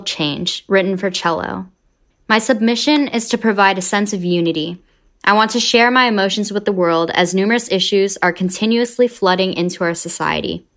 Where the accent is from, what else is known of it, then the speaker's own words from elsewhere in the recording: Southern California, United States; I'm from Southern California